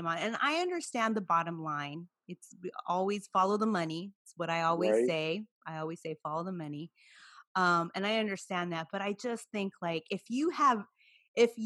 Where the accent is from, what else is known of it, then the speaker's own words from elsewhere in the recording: Watsonville, California, United States; where I'm from Watsonville, the Santa Cruz County Fair